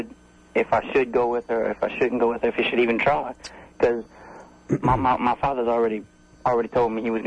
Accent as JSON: {"language": "English", "region": "Louisiana", "country": "United States", "tie": "born or raised there", "said": "I'm from Louisiana. I was born and raised, and I live in a pretty rural place, and I'm going to college right now."}